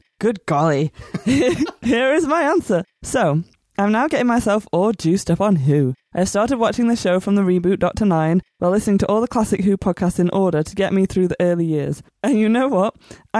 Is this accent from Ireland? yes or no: no; England, United Kingdom; I'm from England, and I'm a massive Whovian.